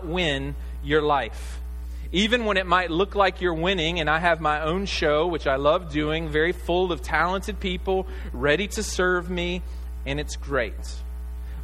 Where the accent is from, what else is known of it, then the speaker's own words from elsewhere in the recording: Arkansas, United States; me being from Arkansas